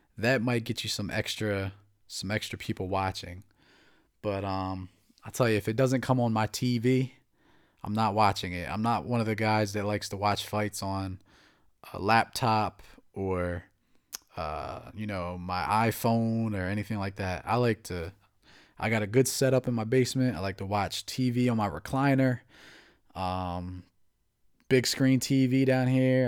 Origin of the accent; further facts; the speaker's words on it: New Jersey, United States; also born or lived in Atlantic City, New Jersey; now in Maryland, United States; I'm from New Jersey